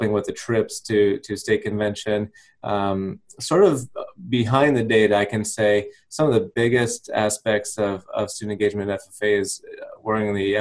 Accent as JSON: {"language": "English", "region": "Nebraska", "country": "United States", "tie": "born or raised there", "also_born_or_lived": "Missouri / Florida / Louisiana", "moved": "as an adult", "lives_now": "Virginia, United States", "said": "after growing up in Nebraska"}